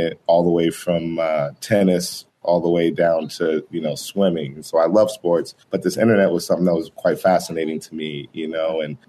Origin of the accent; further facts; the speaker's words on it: Boulder, Colorado, United States; moved away as an adult; also born or lived in Denver, Colorado; I'm a Colorado native. So I was born in Denver, Colorado. I grew up in Boulder, Colorado for pretty much all my education, you know, high school, college